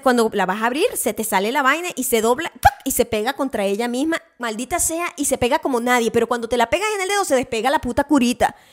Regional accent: Venezuela; now in United States; yo crecí en Venezuela

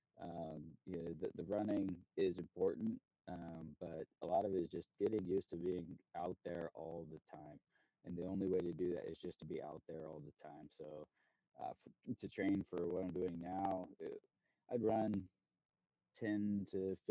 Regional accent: Indiana, United States; moved away; also born or lived in Chicago / San Francisco / San Diego; originally I grew up on a farm in Indiana

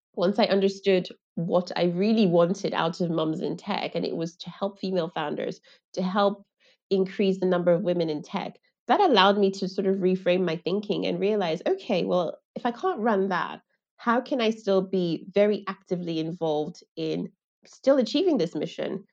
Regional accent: Lagos, Nigeria; I grew up in Lagos

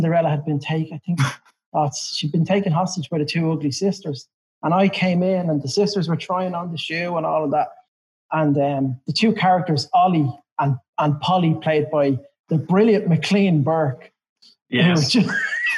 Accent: Dublin, Leinster, Ireland; accent: Dub

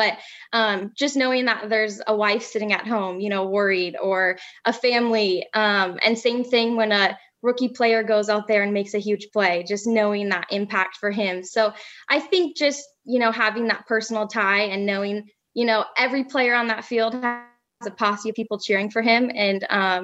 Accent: Green Bay, Wisconsin, United States; also born or lived in Northern California; we moved from Northern California to Green Bay, Wisconsin when I was 7 years old

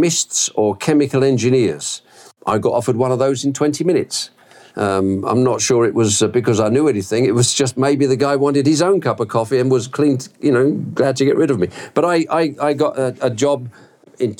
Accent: England, United Kingdom; accent: Brit; moved away as an adult; also born or lived in Southeast Asia; now in Georgia, United States; I'm English originally.

